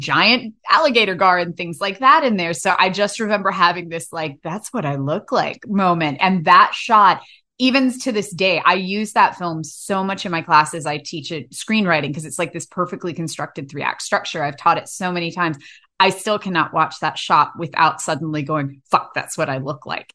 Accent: United States; I grew up on the Shenandoah River

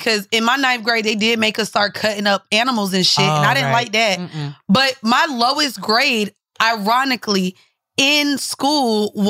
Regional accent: Orlando, Florida, United States; I grew up in Orlando, 407 Chopper City, went to SeaWorld.

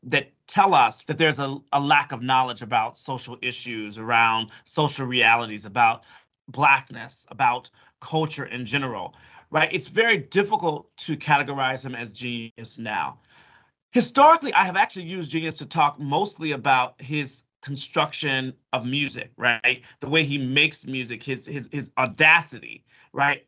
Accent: Chicago, Illinois, United States; I'm from Chicago.

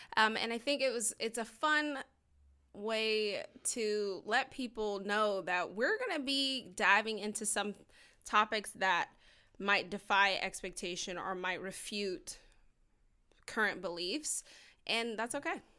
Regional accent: Georgia, United States; we're both from Georgia

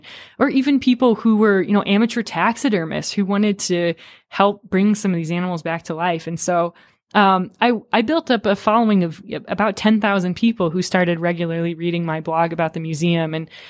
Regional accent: Rapid City, South Dakota, United States; growing up in Rapid City, South Dakota

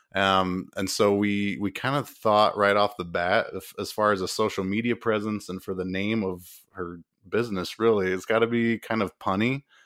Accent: Utah, United States; we're both originally from Utah

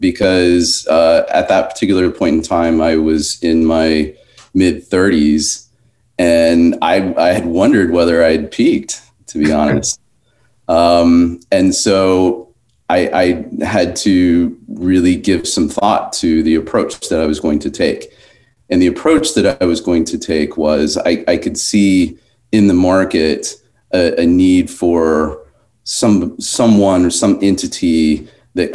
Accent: Tulsa, Oklahoma, United States; now in New York, United States; When growing up in Tulsa, my parents actually had quite a few rental properties

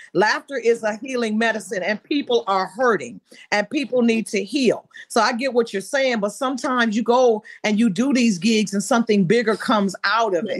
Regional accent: Benton Harbor, Michigan, United States; I'm from Benton Harbor

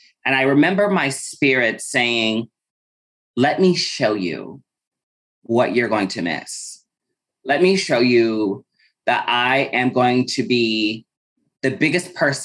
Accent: Omaha, Nebraska, United States; moved away as an adult; also born or lived in Lincoln, Nebraska / Chicago, Illinois; Growing up in Omaha

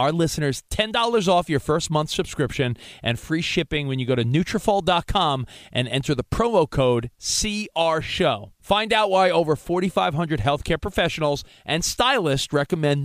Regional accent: Long Island, New York, United States; now in Los Angeles, United States; I grew up on Long Island. I live in L.A. now

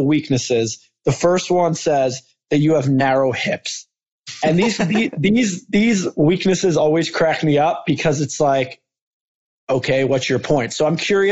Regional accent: Philadelphia, Pennsylvania, United States; I'm from Philly

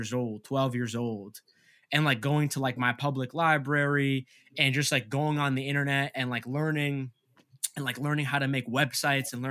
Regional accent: Massachusetts, United States; my parents, they came to America from Egypt like 2 years before I was born, and I grew up in Massachusetts

